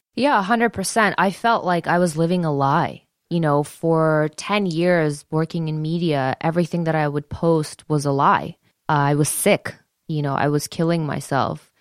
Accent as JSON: {"language": "English", "town": "Detroit", "region": "Michigan", "country": "United States", "tie": "born or raised there", "said": "I grew up in the Joe Louis Arena"}